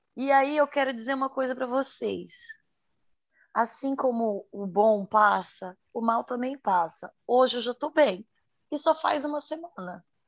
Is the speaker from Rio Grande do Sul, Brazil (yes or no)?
no; Santa Catarina, Brazil; sou de Santa Catarina